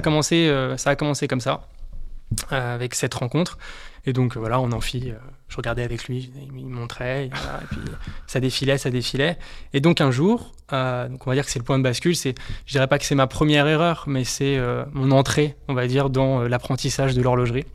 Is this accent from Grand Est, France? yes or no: no; Haute-Savoie, Auvergne-Rhône-Alpes, France; moved away as an adult; now in Paris, France; Je suis originaire de Haute-Savoie euh, et je travaille à, Paris depuis quelques années.